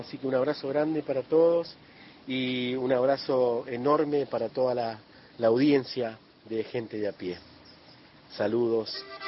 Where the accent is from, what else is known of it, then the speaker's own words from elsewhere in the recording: Coronda, Santa Fe, Argentina; moved away; also born or lived in Buenos Aires; en Coronda, en mi pueblo.